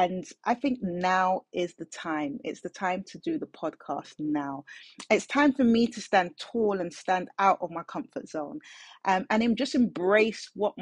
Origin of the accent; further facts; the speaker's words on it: London, United Kingdom; I'm born and raised in South London. So I'm a South London girl.